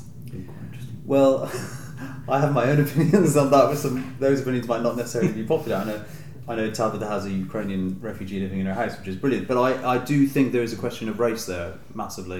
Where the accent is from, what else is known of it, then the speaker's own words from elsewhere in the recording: Dublin, Leinster, Ireland; growing up in Dublin, in Ireland